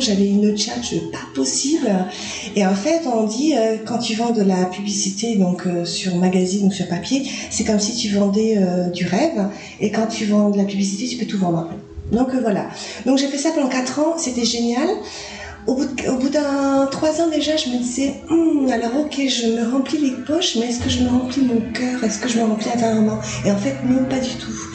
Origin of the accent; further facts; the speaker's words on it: Nouméa, South Province, New Caledonia; moved away as an adult; also born or lived in Australia; now in Nicaragua; j'ai vécu que à Nouméa en fait, euh, ben, chez mes parents. Dans mon enfance, mon enfance à Calédonie